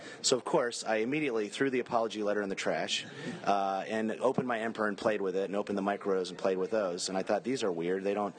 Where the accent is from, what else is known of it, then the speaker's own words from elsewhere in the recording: Cincinnati, Ohio, United States; I grew up in Cincinnati, Ohio, on Eileen Drive, which is the end of the street where the Kenner Morgue is.